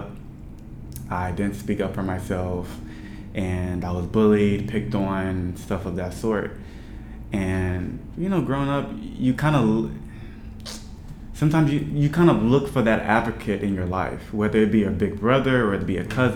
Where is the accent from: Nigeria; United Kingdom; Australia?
Nigeria; I'm Nigerian